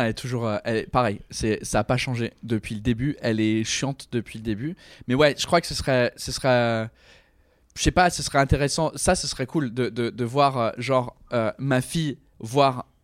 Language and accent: French; England, United Kingdom; Je sais que je suis anglais, mais pas à ce point-là.